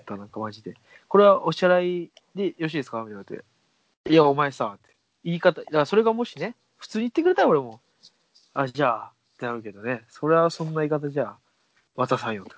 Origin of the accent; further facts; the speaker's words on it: Saitama, Japan; 僕、埼玉県民